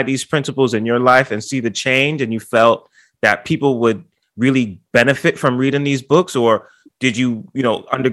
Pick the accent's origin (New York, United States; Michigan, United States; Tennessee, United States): New York, United States; New York City; I live in the Bronx, New York